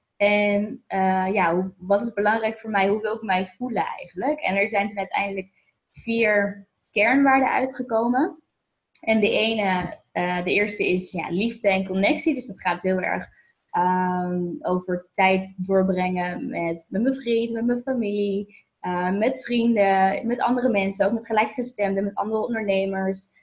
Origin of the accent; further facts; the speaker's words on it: Voorhout, South Holland, Netherlands; moved away as an adult; also born or lived in Amsterdam; now in Lisbon, Portugal; ik ben, eh, geboren in Amsterdam, maar ik ben opgegroeid, eh, in Voorhout, het kleine dorp in de buurt van Leiden en Noordwijk.